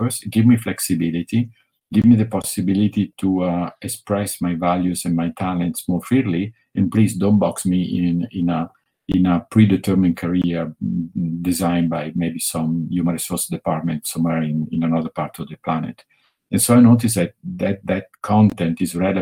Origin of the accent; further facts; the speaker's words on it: Italy; accent: Italian; English is a second language; I'm from Italy, which you got it from my accent by now